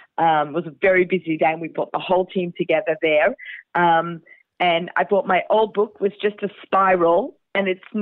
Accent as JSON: {"language": "English", "country": "Australia", "said": "I'm Australian"}